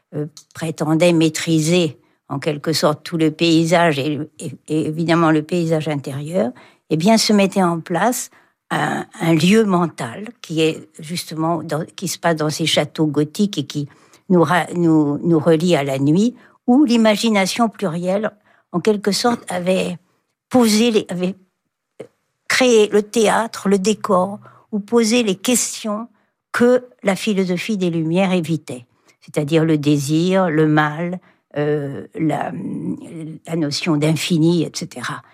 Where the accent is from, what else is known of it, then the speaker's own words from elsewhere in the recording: Rennes, Brittany, France; je suis née à Rennes